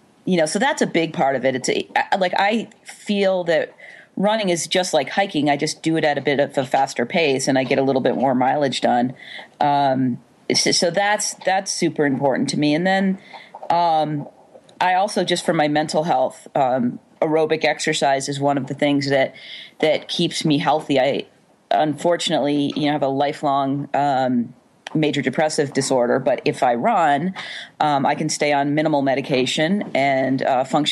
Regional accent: Vermont, United States; I grew up in Vermont, a couple miles away from the Long Trail

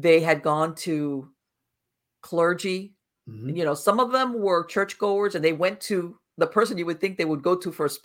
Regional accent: Miami, Florida, United States; now in North Florida, United States; I was born and raised in Miami, but I moved up to North Florida, and I live in a very rural area

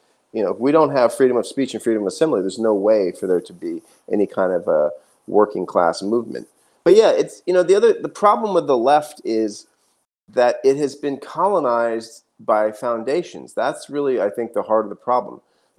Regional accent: United States; But to participate as an American in my own society, I realized, wow, this is the first time I have been involved in a movement that's actually populated by the working class.

